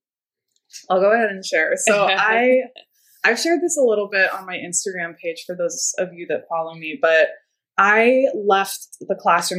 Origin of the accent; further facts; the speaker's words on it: Fresno, California, United States; also born or lived in Scotland / Virginia; I was all in California. I was raised in Fresno